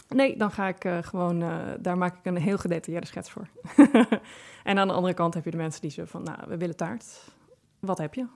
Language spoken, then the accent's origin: Dutch; Friesland, Netherlands; ik kom uit Friesland. En in Friesland hadden wij heel veel appelbomen in de tuin staan